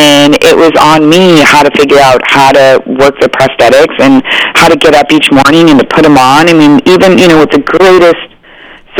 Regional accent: Arizona, United States; I grew up in Arizona, and we skied

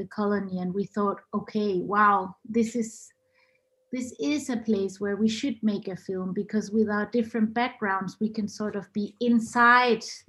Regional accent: Denmark; I'm half Chilean, half Norwegian, but I was born and grew up in Denmark.

